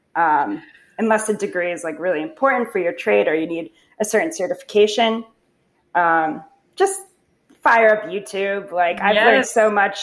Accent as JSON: {"language": "English", "region": "New Jersey", "country": "United States", "tie": "born or raised there", "also_born_or_lived": "Brooklyn, New York", "moved": "as an adult", "lives_now": "New York, United States", "said": "born and raised in New Jersey. After college, I moved to Brooklyn for 4 years, and then I found myself back in New Jersey during the pandemic"}